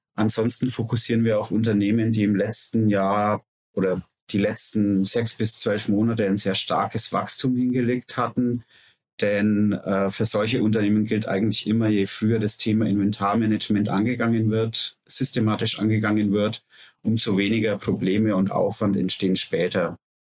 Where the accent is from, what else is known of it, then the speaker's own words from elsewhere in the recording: Nuremberg, Bavaria, Germany; Wir kommen alle aus Nürnberg